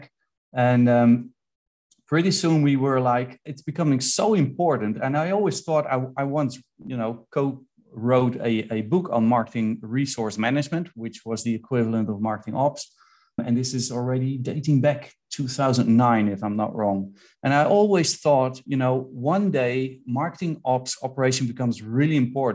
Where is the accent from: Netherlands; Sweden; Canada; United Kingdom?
Netherlands; I'm from the Netherlands